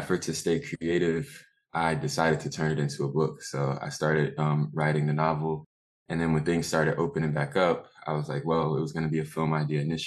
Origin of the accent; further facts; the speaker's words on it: New York City, New York, United States; also born or lived in Jamaica, Queens; originally I'm from Rosedale, which is in Southeast Queens, and now I'm living in the Jamaica area.